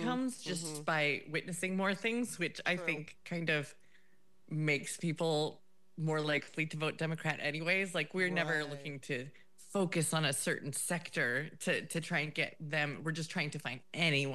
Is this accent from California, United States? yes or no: no; Wisconsin, United States; moved away as an adult; now in Scotland; I grew up in Wisconsin